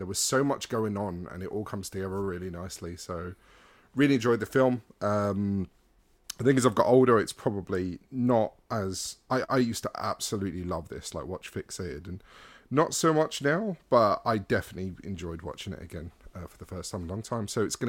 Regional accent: London, United Kingdom; Hey, man, I grew up in London, yeah.

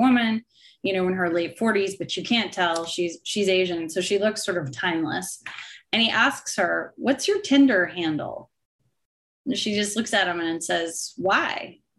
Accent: Canada; And for me as a Canadian, we had Boxing Day.

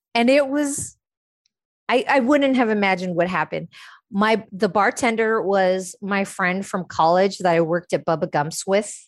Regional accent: San Francisco, California, United States; born or raised there; moved away

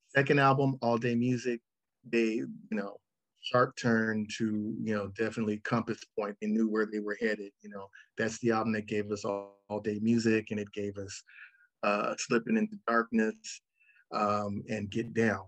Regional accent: Los Angeles, California, United States; also born or lived in Ann Arbor, Michigan / Rialto, California; I was born in Ann Arbor, Michigan, and then we moved to Rialto, California when I was three. And then we moved

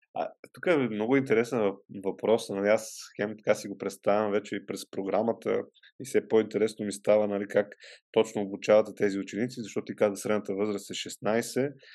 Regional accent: Vidin, Vidin Province, Bulgaria; moved away; аз съм от Видин и там м- съм учил в някои от училищата

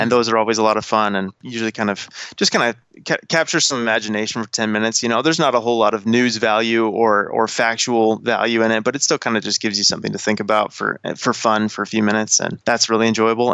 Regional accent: Colorado, United States; moved away as an adult; now in Los Angeles, United States; born and raised in Colorado, where I spent most of my time before I got this job

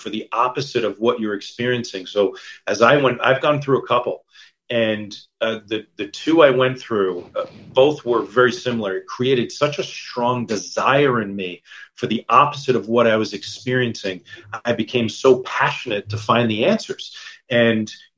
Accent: New York, United States; moved away as an adult; also born or lived in San Diego, California; I'm from New York originally

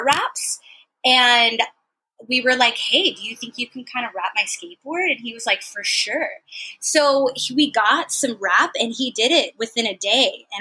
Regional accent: San Francisco, California, United States; now in San Diego, United States; I'm from San Francisco originally

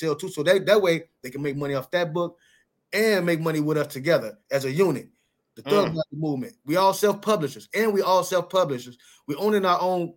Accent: Chicago, Illinois, United States; now in West Coast, United States; I'm from Chicago

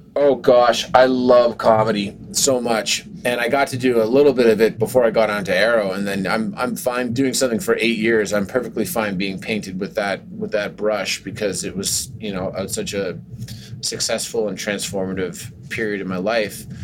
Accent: Canada; moved away; the Canadian in me

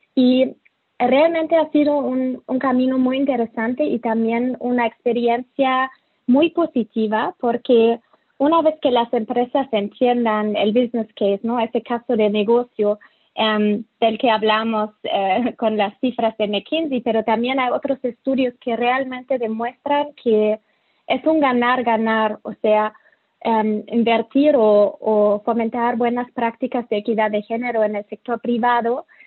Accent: Germany; Spanish is a second language; moved away; also born or lived in Mexico City, Mexico / Latin America; soy alemana

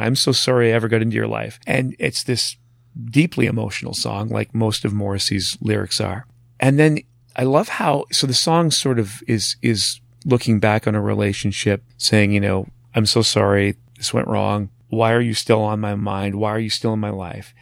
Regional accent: Marathon, Ontario, Canada; growing up in Marathon

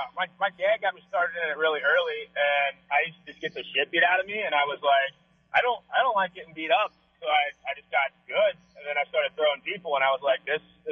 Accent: Cincinnati, Ohio, United States; I'm from Cincinnati, downtown area.

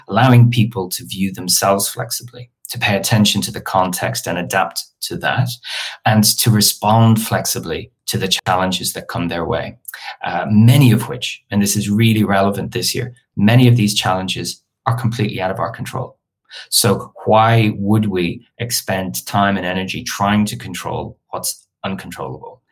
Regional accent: Dublin, Leinster, Ireland; moved away as an adult; now in London, United Kingdom; I'm originally from Dublin and I came to London for one year to do my master's. And 20 years later, I'm, I'm still here.

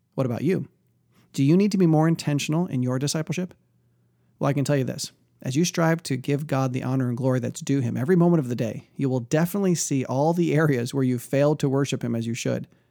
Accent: outside of Detroit, Michigan, United States; growing up outside of Detroit, there was a huge Polish population

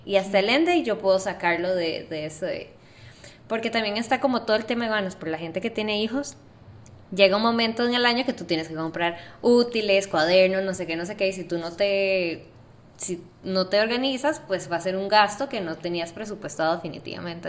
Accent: Costa Rica; now in Panama; yo soy de Costa Rica

